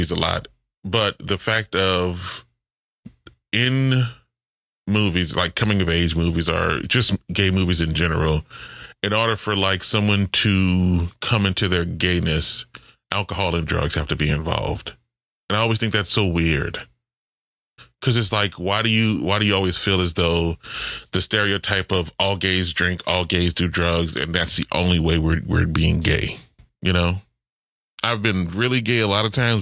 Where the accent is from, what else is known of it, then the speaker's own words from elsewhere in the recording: New Orleans, Louisiana, United States; I'm from the New Orleans public school system